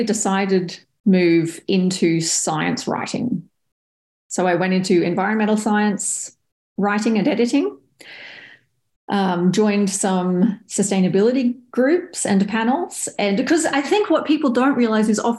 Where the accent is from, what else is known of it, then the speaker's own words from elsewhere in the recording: Australia; accent: Australian; moved away as an adult; also born or lived in Waterloo, Canada; I am Australian and I'm a journalist by background